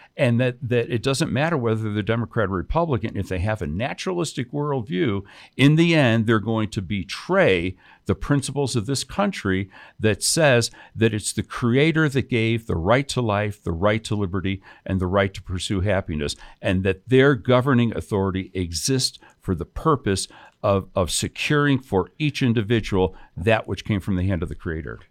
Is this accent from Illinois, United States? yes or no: yes; Chicago, Illinois, United States; now in New Mexico, United States; grew up in Chicago, um, on the South Side